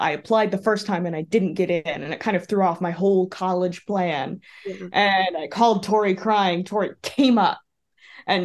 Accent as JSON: {"language": "English", "region": "Texas", "country": "United States", "tie": "born or raised there", "said": "a very liberal kid with very liberal parents growing up in Texas"}